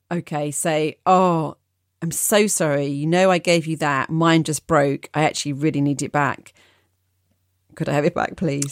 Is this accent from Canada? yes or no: no; United Kingdom; I am too British